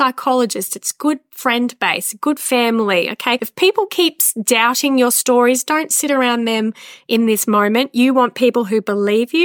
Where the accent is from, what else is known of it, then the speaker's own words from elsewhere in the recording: Australia; we're Aussie